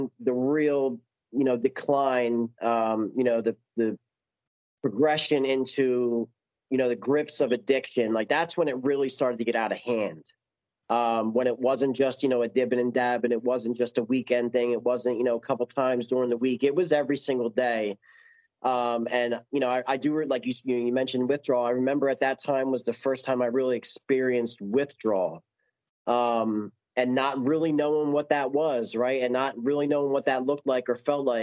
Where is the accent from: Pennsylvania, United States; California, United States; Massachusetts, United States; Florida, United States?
Pennsylvania, United States; Philadelphia; moved away as an adult; also born or lived in New Jersey; I was from Philly. I born and raised.